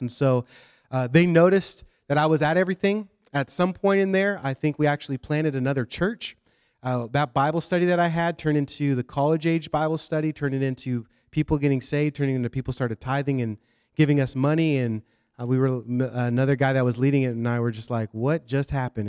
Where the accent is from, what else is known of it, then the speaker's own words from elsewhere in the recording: Washington, United States; moved away as an adult; now in Southeast Florida, United States; And we're from Washington State.